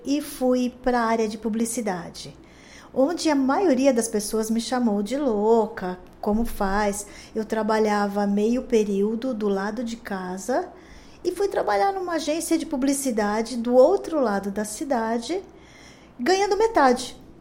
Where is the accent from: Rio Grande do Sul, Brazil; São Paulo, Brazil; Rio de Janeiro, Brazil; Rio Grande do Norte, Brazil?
São Paulo, Brazil; eu nasci em São Paulo, eu sou bem paulistana mesmo. Nasci na Vila Mariana. Ah, depois eu cresci ali perto